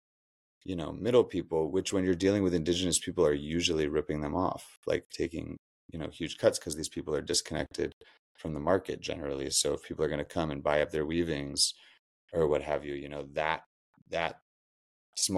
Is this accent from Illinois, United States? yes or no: no; Berkeley, California, United States; also born or lived in Lake Tahoe / Oakland; now in West Marin, United States; I was born in Lake Tahoe, raised in Berkeley in Oakland. I currently reside in West Marin up on the coast